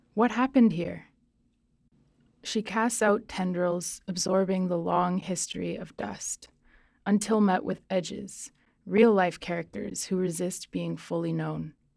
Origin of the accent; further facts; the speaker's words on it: Nova Scotia, Canada; also born or lived in southern Mexico; now in British Columbia, Canada; I grew up in Nova Scotia, actually, in, like, a really rural place and then grew up kind of between there and southern Mexico, and now I've been in B C for, like, eight years.